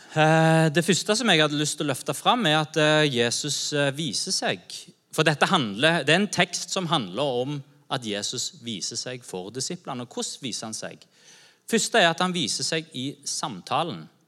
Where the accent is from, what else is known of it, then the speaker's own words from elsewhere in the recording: Norway; vi som nordmenn